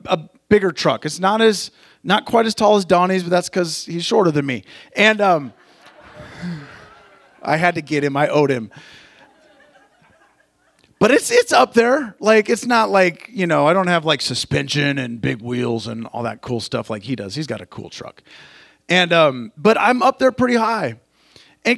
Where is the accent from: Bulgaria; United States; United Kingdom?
United States; Montana; now in California, United States; I grew up in Montana